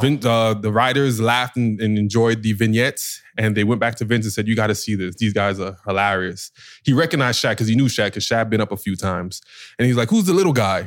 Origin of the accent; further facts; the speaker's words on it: New York, United States; I'm from New York